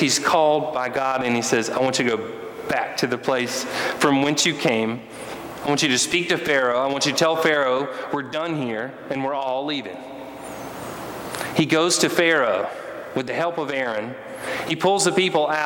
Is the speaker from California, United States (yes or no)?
no; Rock Hill, South Carolina, United States; where I grew up in Rock Hill